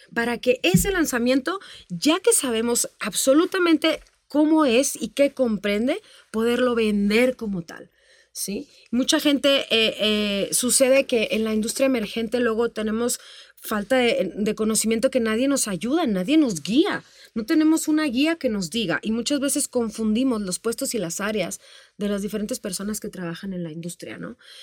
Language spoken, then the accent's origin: Spanish; Tamaulipas, Mexico; moved away as an adult; yo empecé desde muy niñita, muy chiquita, este, en el norte del país. Yo soy de Tamaulipas. Yo allá cantaba y actuaba